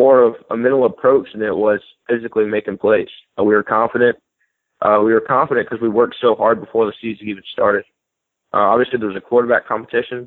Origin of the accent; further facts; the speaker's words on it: Birmingham, Alabama, United States; moved away as an adult; also born or lived in Hattiesburg, Mississippi; against my hometown team